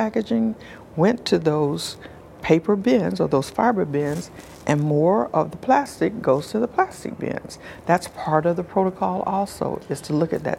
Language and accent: English; South Carolina, United States; I'm from South Carolina. I grew up in the South. Well, I grew up around the country, but mostly in the South.